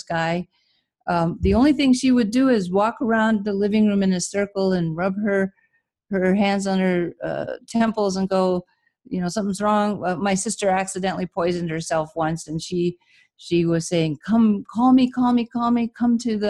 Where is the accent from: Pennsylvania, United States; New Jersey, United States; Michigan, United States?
Michigan, United States; moved away as an adult; also born or lived in California; I grew up in Michigan, so I left my family and came to California